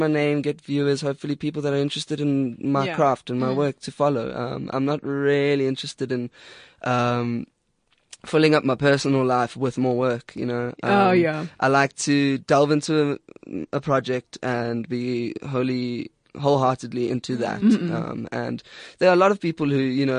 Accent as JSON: {"language": "English", "town": "Durban", "region": "KwaZulu-Natal", "country": "South Africa", "tie": "born or raised there", "also_born_or_lived": "Amanzimtoti", "said": "I'm quite a Durbanite, despite I was born in Manzintoti and then I moved on to Durban"}